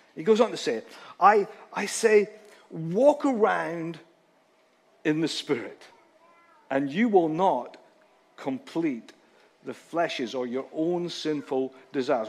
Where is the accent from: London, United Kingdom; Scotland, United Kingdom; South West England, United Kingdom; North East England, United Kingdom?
Scotland, United Kingdom; a Scotsman